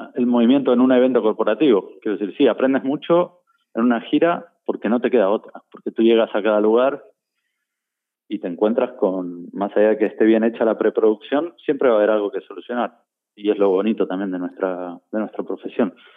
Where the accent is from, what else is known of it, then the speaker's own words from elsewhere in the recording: Buenos Aires, Argentina; now in Spain; yo soy de Buenos Aires